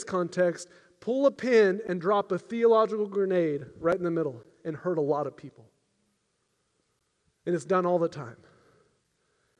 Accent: United States; I'm an American

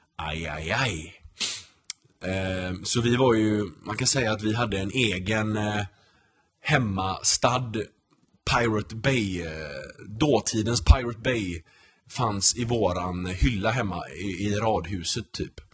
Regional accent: Gothenburg, Västra Götaland, Sweden; moved away as an adult; also born or lived in Denmark / Örebro; now in United States; Jag är uppvuxen i Torslanda, så jag har spelat i Torslanda I K

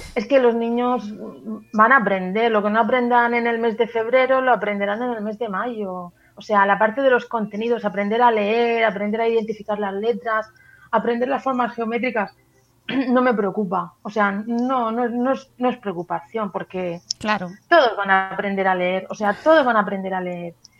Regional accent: Valencia, Valencian Community, Spain; now in Murcia, Spain; Vivo aquí en Murcia, soy de Valencia, pero trabajo en Murcia

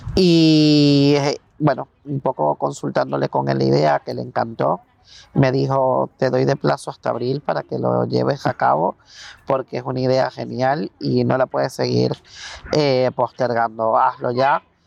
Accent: Venezuela; moved away as an adult; now in Spain; soy psicólogo eh, venezolano. Llevo en España 10 años aproximadamente

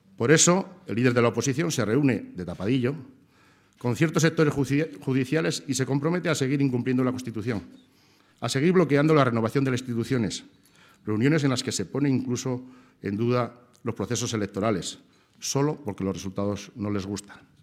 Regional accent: Navarre, Spain; como navarro

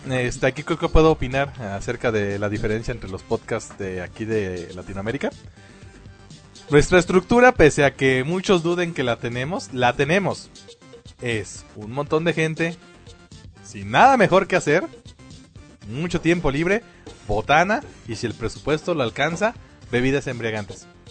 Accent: Mexico; lo que viene siendo la cultura mexicana

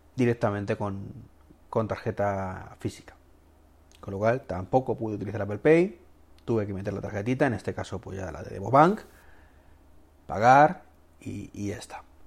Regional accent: Spain; mi país

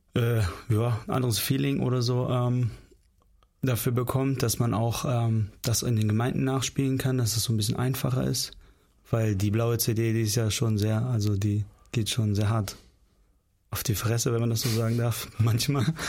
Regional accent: Northern Germany, Germany; also born or lived in Kyrgyzstan; Also die meiste Zeit sind wir eigentlich im Norden Deutschlands aufgewachsen. Ich war eins, als wir aus Kirgistan hergekommen sind.

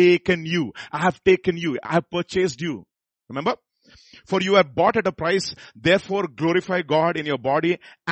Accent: Visakhapatnam, Andhra Pradesh, India; I'm from Visakhapatnam. So, Andhra.

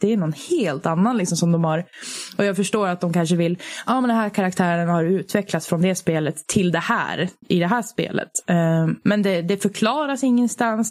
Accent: Sweden; vi är ju svenskar

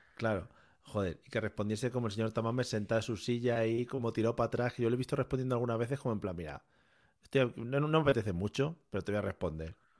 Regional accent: Spain; Somos los auténticos españoles

